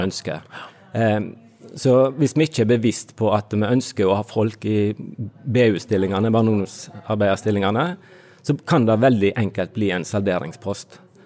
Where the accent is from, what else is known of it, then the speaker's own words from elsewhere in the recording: Fitjar, Vestland, Norway; moved away; Jeg kommer fra Fitjar på Stord sjøl, gått på bedehuset der og hørt. Eh, likte godt vitnemøter når jeg var liten